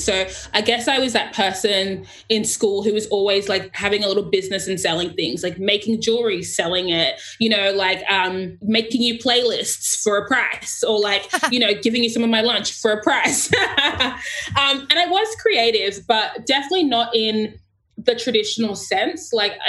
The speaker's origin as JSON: {"language": "English", "town": "Sydney", "region": "New South Wales", "country": "Australia", "tie": "born or raised there", "said": "I am born and raised in Sydney, but I am from Ghana, which is in west of Africa."}